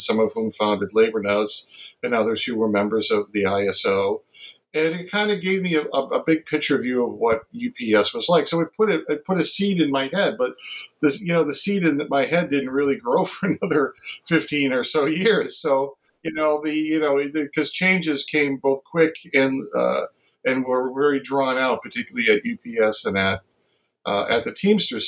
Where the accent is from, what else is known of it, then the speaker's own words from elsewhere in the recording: Massachusetts, United States; I grew up in Massachusetts